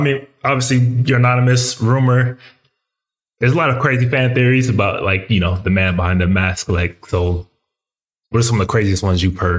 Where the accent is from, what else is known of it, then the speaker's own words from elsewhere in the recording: Colorado Springs, Colorado, United States; I went to high school in Colorado.